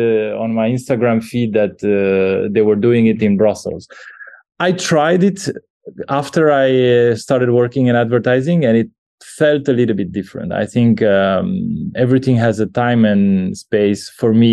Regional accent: Bucharest, Romania; I'm a Romanian. I was born in Bucharest back in the 80s

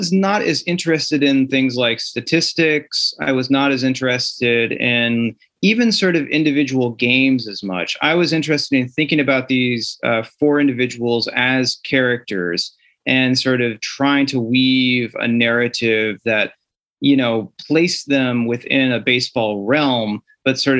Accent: the Midwest, near St. Louis, Missouri, United States; I grew up in the Midwest and near St. Louis.

